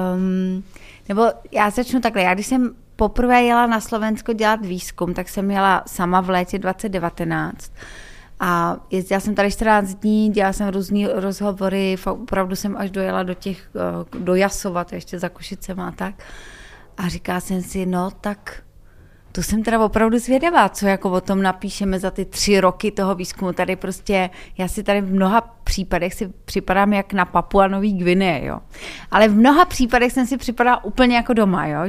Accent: Czechia; já jako Češka

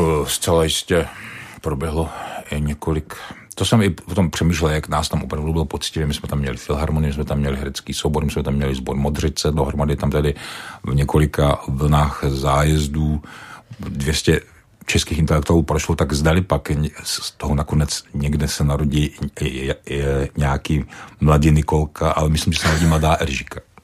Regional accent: Czechia; jsem Čech

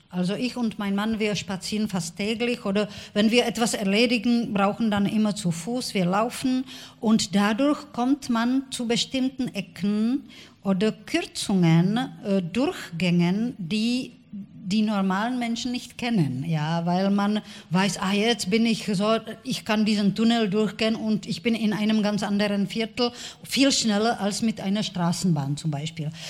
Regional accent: Prague, Czechia; also born or lived in Olomouc; Ich bin nicht in Prag geboren. Ich bin in Olmütz, äh

